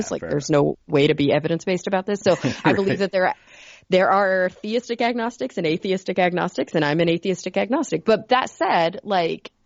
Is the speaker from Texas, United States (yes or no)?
yes; Texas, United States; we're from Texas